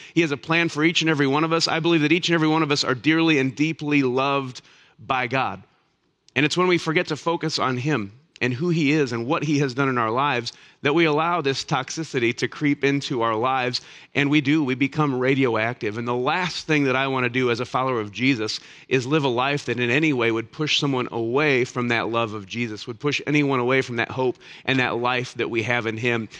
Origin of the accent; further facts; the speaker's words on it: Elkhart, Indiana, United States; I grew up on the north side of Elkhart.